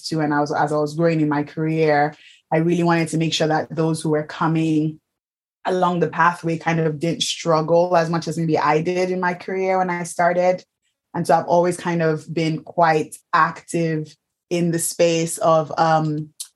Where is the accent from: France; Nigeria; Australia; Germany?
Nigeria; moved away as an adult; now in United Kingdom; I'm Nigerian.